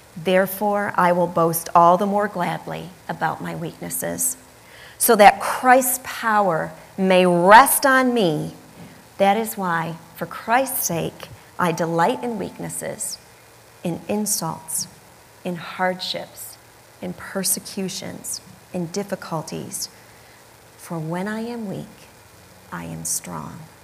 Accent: Michigan, United States; moved away; I grew up in Michigan

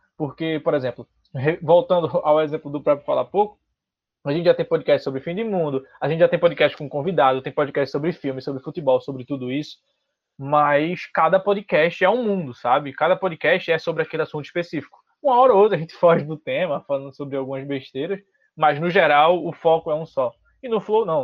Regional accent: Recife, Pernambuco, Brazil; eu sou de Pernambuco, sou de Recife

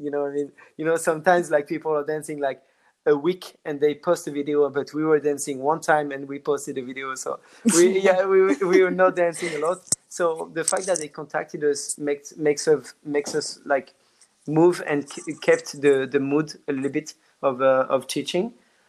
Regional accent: France; accent: French; English is a second language; did you hear my French accent? I wanted to say whiz, but I say whiz, which is my French accent that is coming back.

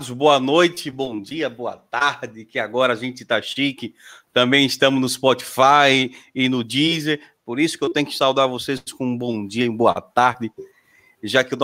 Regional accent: Sergipe, Brazil; sou de Sergipe

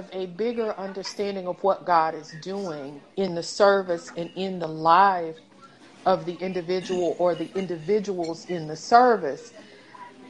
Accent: East Tennessee, United States; moved away; I'm from East Tennessee, right? So one of the things we do is go hiking. And it's like a school. So, yeah, our school field trips, we went like hiking off in the mountains

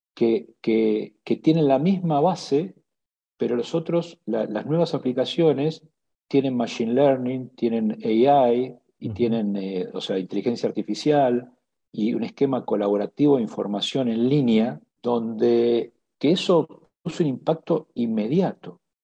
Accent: Argentina; todos eh, accionistas somos eh, de carne y hueso argentinos

